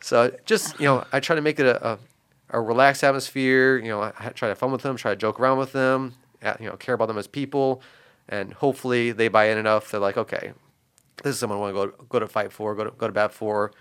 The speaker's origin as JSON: {"language": "English", "region": "Northwest Indiana", "country": "United States", "tie": "born or raised there", "said": "growing up in Northwest Indiana"}